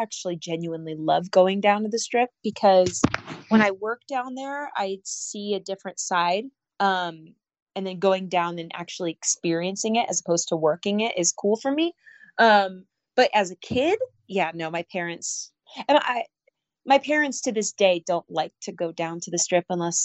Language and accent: English; Las Vegas, Nevada, United States; also born or lived in Southern California; I loved growing up here. I actually have had a really normal childhood